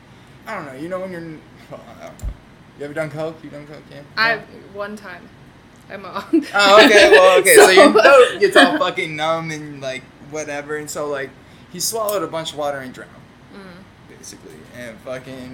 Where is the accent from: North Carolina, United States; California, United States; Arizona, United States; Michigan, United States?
Arizona, United States; Born and raised in Arizona